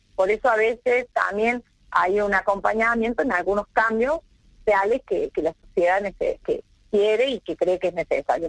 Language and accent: Spanish; Argentina; como argentinos